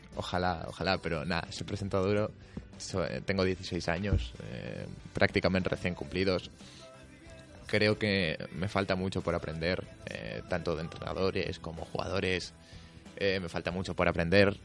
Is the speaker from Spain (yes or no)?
yes; León, Castile and León, Spain; es el equipo de mi tierra